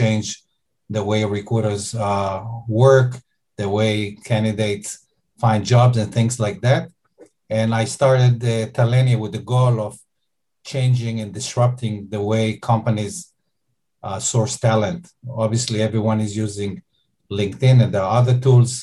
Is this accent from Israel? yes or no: yes; Israel; accent: Israeli; I'm Israeli, as you may be able to hear from my accent.